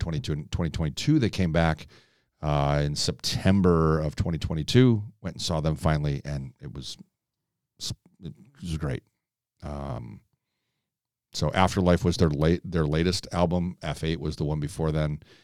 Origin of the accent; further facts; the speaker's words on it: Chicago, Illinois, United States; being from, born and raised in Chicago